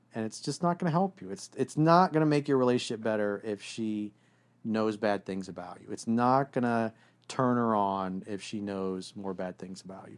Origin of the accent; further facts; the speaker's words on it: South Florida, United States; I grew up in South Florida